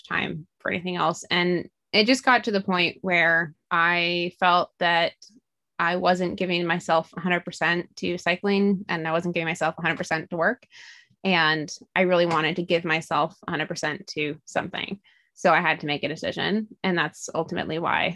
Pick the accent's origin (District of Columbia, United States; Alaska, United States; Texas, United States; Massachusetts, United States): Alaska, United States; also born or lived in East Coast; now in California, United States; I am from Alaska, so it was closer to my parents who still live there.